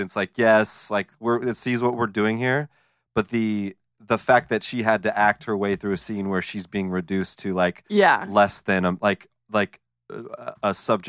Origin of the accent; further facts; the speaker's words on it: Sacramento, California, United States; I'm from Sacramento